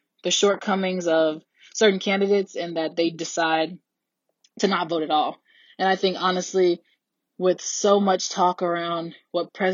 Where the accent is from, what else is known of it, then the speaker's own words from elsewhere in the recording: Kirkwood, Missouri, United States; I'm from Kirkwood, Missouri